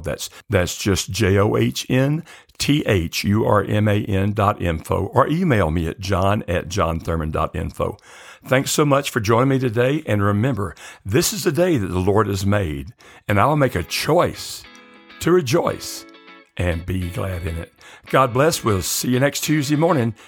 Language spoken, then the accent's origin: English; the South, United States; growing up in the South